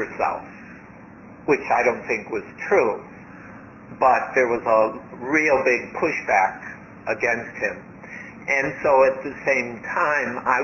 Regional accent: United States; moved away as an adult; also born or lived in Thailand; I grew up in America

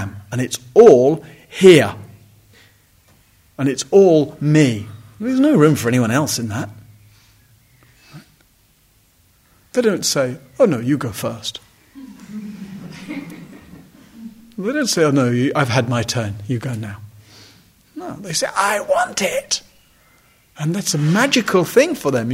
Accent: United Kingdom; I'm male, I'm white, I'm British

